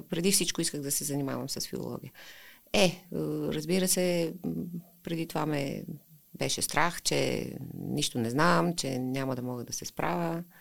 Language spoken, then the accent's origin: Bulgarian; Ukraine; Bulgarian is a second language; now in Bulgaria; аз съм единствения украинец в България, който не е завършил украинска филология.